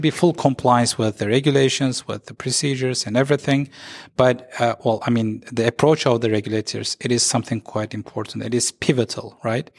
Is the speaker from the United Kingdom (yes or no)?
no; Turkey; also born or lived in Istanbul; I'm, uh, based in Istanbul. I'm from Turkey.